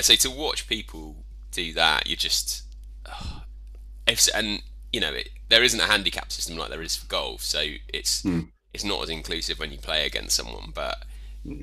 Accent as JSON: {"language": "English", "town": "Aldershot", "region": "South East England", "country": "United Kingdom", "tie": "born or raised there", "said": "my hometown, Aldershot."}